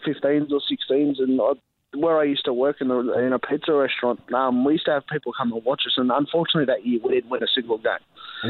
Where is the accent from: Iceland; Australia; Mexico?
Australia; Campbelltown, New South Wales; now in Blacktown, Australia; I'm from Campbelltown originally